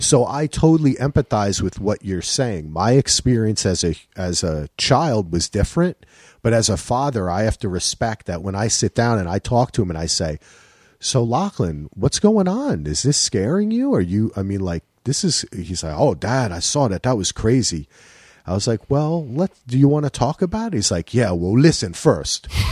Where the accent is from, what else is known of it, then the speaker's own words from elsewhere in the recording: New Jersey, United States; moved away as an adult; also born or lived in Manhattan / Durham; now in Portland, United States; I grew up in Jersey. Went to Rutgers.